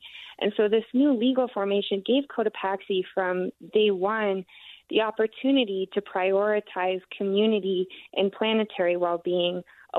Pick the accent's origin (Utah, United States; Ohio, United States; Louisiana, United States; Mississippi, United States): Utah, United States; Park City; I grew up in Park City.